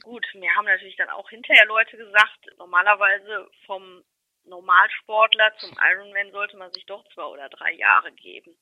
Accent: Remscheid, North Rhine-Westphalia, Germany; ich bin in Remscheid geboren und lebe in Remscheid immer noch

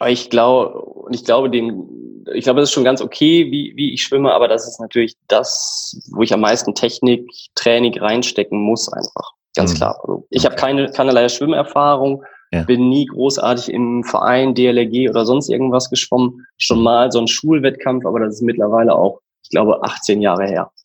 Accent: Emmerich, North Rhine-Westphalia, Germany; moved away as an adult; also born or lived in Münster; bin gebürtiger Niederrheiner. Ich komme aus der Ecke Emmerich-Rees, das ist so direkt an der holländischen Grenze

